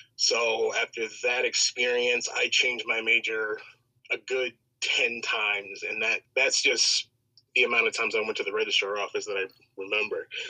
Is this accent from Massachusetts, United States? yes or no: no; Chicago, Illinois, United States; Born and raised on the south side of Chicago